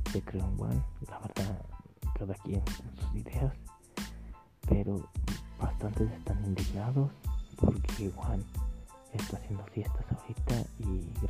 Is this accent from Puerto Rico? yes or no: no; Mexico; nosotros los mexicanos, y me incluyo, porque pues nací aquí en México